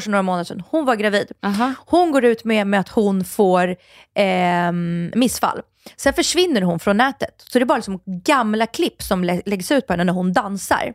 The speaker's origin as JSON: {"language": "Swedish", "town": "Stockholm", "region": "Stockholm County", "country": "Sweden", "tie": "born or raised there", "said": "Farsta där jag är uppvuxen"}